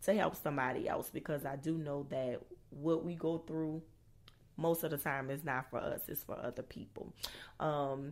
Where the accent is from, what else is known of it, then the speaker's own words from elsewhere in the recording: New Orleans, Louisiana, United States; I'm originally from New Orleans, Louisiana